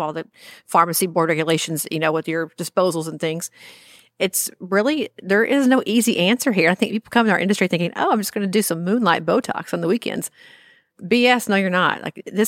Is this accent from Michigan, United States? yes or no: no; Arkansas, United States; I came from Arkansas many moons ago, and Arkansas is a very odd state.